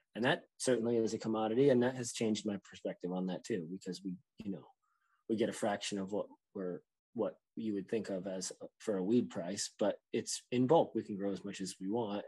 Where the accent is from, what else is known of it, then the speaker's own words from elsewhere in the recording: New Jersey, United States; also born or lived in West Virginia; now in Maine, United States; I'm from New Jersey.